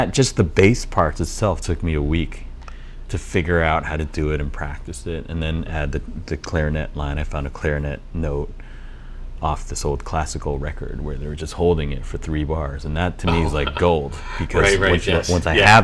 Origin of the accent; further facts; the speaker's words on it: Vancouver, British Columbia, Canada; I grew up in Vancouver, which is pretty much as far on the continent as you can get from Orleans